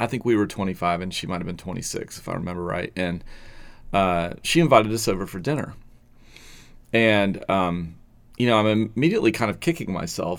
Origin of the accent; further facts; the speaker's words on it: the South, United States; moved away; also born or lived in Oregon; I'm from the South, and my wife's from the South too.